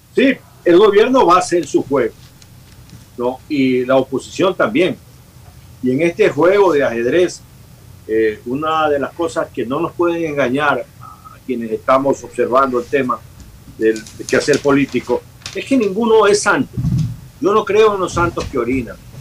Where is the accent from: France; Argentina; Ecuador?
Ecuador; Bahía de Caráquez, Manabí; moved away; la ciudad donde yo nací, que la acabo de visitar, en Valle de Caracas